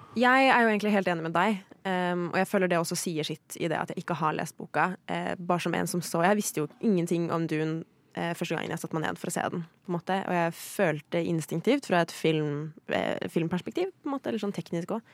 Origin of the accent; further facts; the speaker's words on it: Sweden; moved away; Jeg er svensk